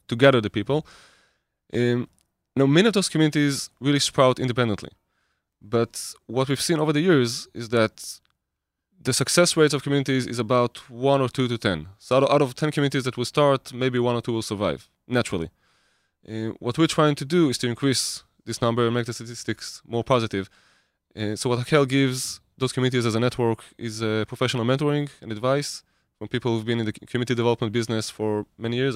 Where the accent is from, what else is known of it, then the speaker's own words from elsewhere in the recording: Israel; I grew up in Israel.